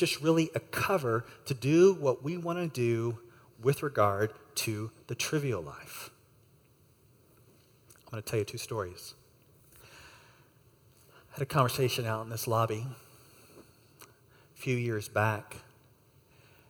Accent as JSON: {"language": "English", "country": "United States", "said": "I'm an American, and I'm here on a short-term trip."}